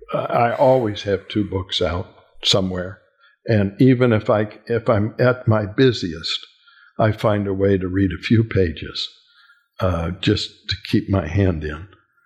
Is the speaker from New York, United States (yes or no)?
no; California, United States; born there; And I had family in California, and I was born in California. So I had a second home out there.